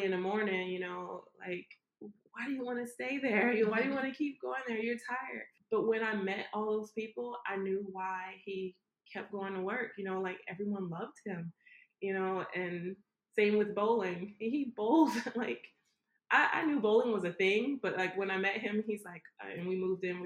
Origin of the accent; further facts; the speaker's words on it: Savannah, Georgia, United States; I'm from Savannah